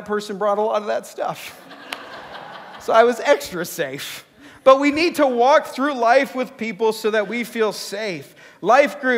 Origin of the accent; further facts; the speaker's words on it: Canada; I'm Canadian